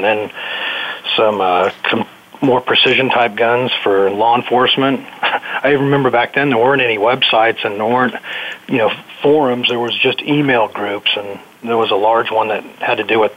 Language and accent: English; California, United States; moved away as an adult; also born or lived in Germany / Fort Leavenworth, Kansas; now in Kansas City, United States; I'm from California. I just didn't go back.